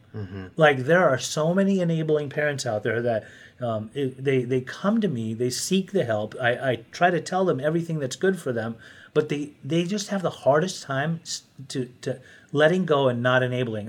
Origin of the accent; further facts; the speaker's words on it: Utah, United States; I grew up in Utah